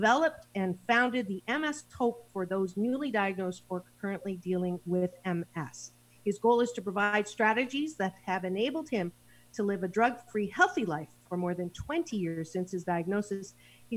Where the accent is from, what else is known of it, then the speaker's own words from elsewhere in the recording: Kitchener, Ontario, Canada; now in Los Angeles, United States; I was born in Kitchener-Waterloo, Ontario